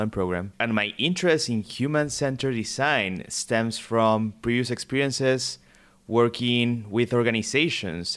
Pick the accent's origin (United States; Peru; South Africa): Peru; moved away; I'm originally from Peru